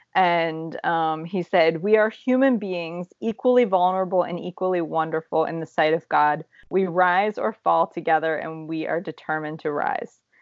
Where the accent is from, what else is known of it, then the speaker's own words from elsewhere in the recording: Ohio, United States; moved away; we're from Ohio